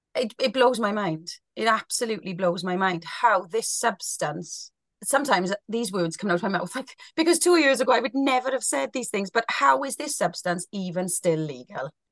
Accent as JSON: {"language": "English", "area": "Welsh", "region": "Wales", "country": "United Kingdom", "said": "being a Welsh girl"}